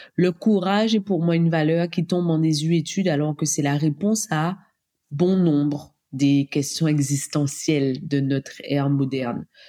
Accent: Guadeloupe; now in Réunion; Je suis guadeloupéenne

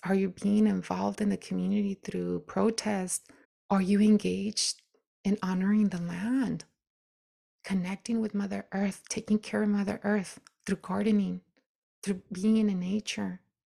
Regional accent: United States; I'm still an American woman.

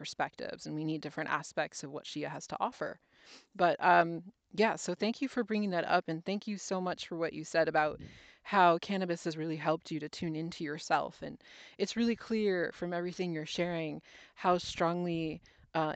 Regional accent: New Jersey, United States; now in Oregon, United States; We grew up in New Jersey.

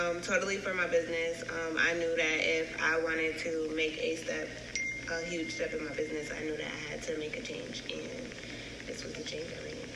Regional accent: Syracuse, New York, United States; now in North Carolina, United States; I'm from Syracuse, New York, which is upstate New York, outside of the New York City that everybody knows.

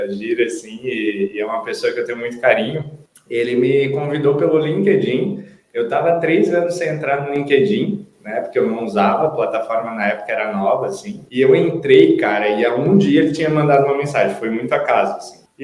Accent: Itajaí, Santa Catarina, Brazil; also born or lived in Florianópolis; uma cidade de Santa Catarina, e com 18 anos eu vim para Florianópolis estudar a faculdade de administração.

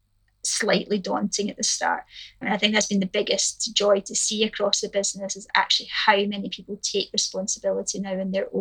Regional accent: Scotland, United Kingdom; as a Scot

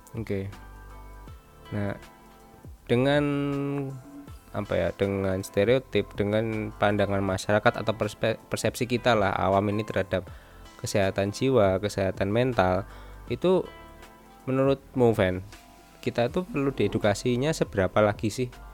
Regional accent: Surakarta, Central Java, Indonesia; Fendi ini adalah temanku waktu SMP di, di Solo

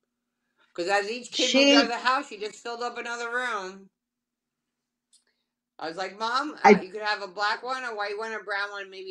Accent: New York, United States; now in Florida, United States; So I'm the oldest of four children, and I moved to Florida from Long Island, in case you can't tell, in 2000

